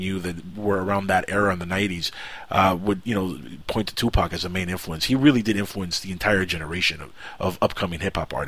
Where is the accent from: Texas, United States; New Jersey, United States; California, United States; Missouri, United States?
California, United States; now in Florida, United States; I grew up in Cali